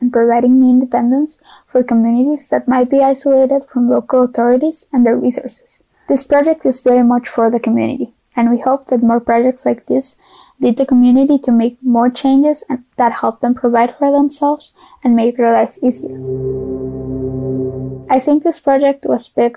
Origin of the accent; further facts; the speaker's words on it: Costa Rica; I am from Costa Rica.